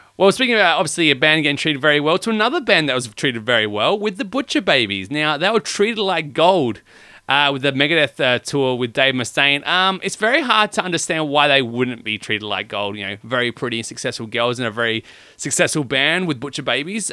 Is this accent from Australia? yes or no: yes; Australia; we are from Australia